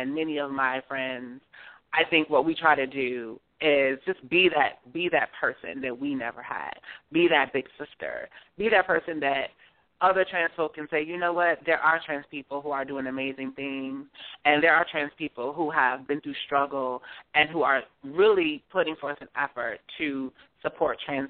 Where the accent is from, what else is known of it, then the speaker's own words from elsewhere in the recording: Detroit, Michigan, United States; moved away as an adult; also born or lived in New Jersey; now in New York, United States; Growing up in Detroit, you know, it meant a lot to me to be around family